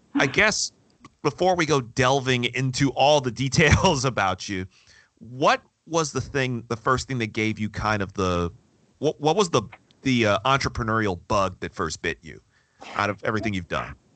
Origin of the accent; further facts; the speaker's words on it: Michigan, United States; we're both from the state of Michigan, we're both from the Midwest